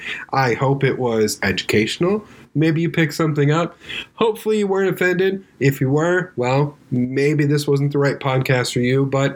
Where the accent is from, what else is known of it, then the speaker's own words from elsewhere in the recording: California, United States; Dude, I grew up in Southern California. I heard that all the time.